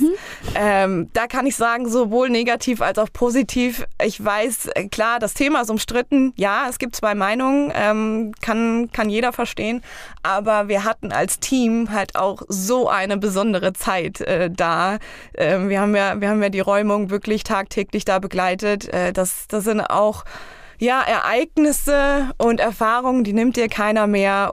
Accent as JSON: {"language": "German", "area": "Eringshausen", "region": "Hesse", "country": "Germany", "tie": "born or raised there", "said": "für mein Heimatdorf. Und zwar gibt es bei uns in Eringshausen"}